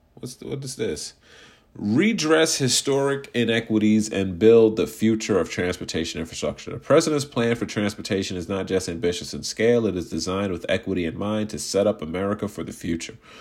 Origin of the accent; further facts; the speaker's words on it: United States; I'm an American citizen